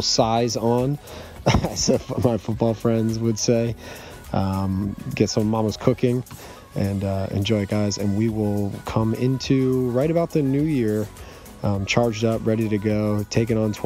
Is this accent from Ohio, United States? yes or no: no; Madison, Connecticut, United States; my hometown, Madison, Connecticut